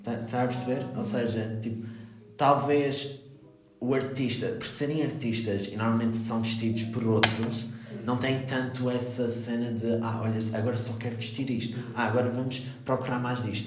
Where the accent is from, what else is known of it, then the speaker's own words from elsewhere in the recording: Madeira, Portugal; eu sou da Madeira